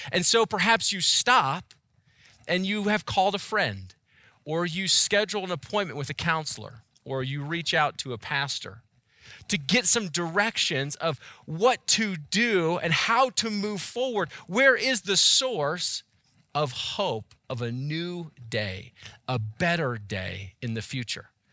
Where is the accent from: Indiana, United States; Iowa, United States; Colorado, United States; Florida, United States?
Colorado, United States; Boulder; now in Erie, United States; I was born and raised and spent most of my life in Boulder